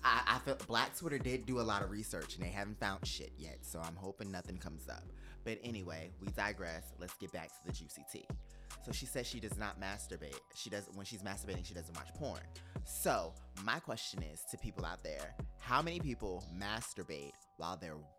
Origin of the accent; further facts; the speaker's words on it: New Jersey, United States; also born or lived in New York; now in Atlanta, United States; I'm from Jersey, but I, you know, I live in Atlanta.